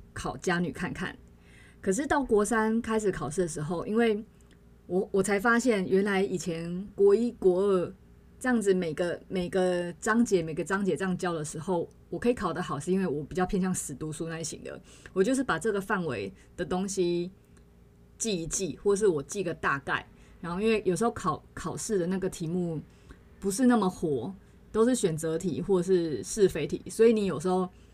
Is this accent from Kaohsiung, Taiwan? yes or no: no; Chiayi, Taiwan; now in northern Taiwan; 我老家那边好像整个七月都会是， 嗯，就是我们嘉义